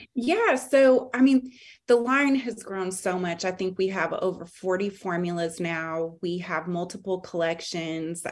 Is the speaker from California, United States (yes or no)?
yes; California, United States; now in Charlotte, United States; growing up in California